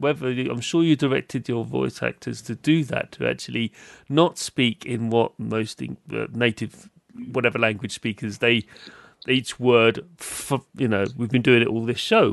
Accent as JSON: {"language": "English", "country": "United Kingdom", "said": "as a British person"}